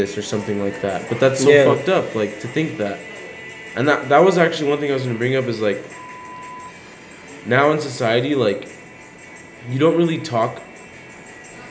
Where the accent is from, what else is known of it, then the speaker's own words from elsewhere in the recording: Corona, California, United States; I'm from fucking Inland Empire